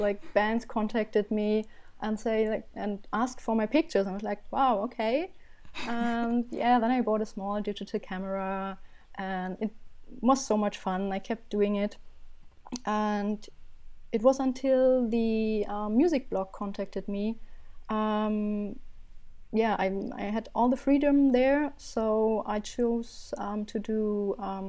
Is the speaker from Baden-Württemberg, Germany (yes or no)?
no; Berlin, Germany; I'm from Berlin, Germany, born and raised and still loving it